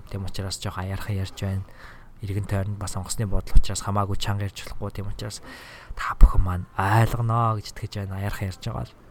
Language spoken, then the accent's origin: Mongolian; Mongolia; moved away as an adult; now in Minnesota, United States; эх орондоо очиж байгаа юм